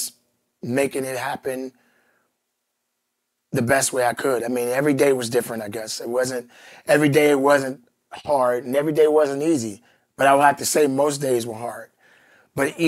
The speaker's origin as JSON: {"language": "English", "town": "Chicago", "region": "Illinois", "country": "United States", "tie": "born or raised there", "said": "I'm from Chicago"}